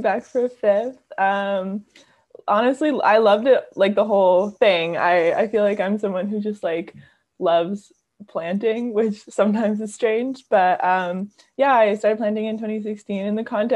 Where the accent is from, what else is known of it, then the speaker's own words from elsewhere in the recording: Toronto, Ontario, Canada; I'm from Toronto. So it was like a city kid